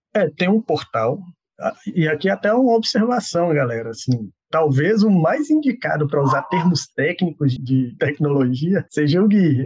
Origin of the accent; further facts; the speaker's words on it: Montes Claros, Minas Gerais, Brazil; now in Belo Horizonte, Brazil; eu sou lá de Montes Claros, então assim, eu sou do meio do, da década de 80. Então eu acho assim que eu cresci num ambiente em que o axé era forte